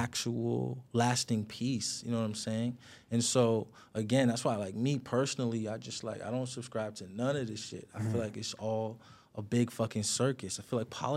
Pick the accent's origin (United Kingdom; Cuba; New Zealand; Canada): Canada; Toronto, Ontario; I'm an artist from Toronto